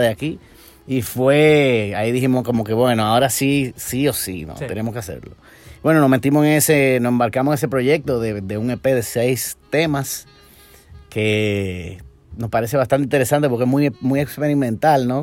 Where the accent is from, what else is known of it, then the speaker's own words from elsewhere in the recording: Dominican Republic; Yo nací en República Dominicana